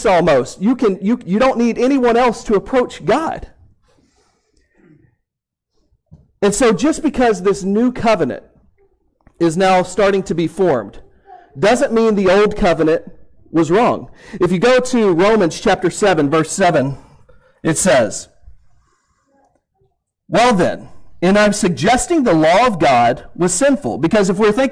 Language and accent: English; Houston, Texas, United States; I grew up in Houston, Texas, and I grew up going to Houston Astros games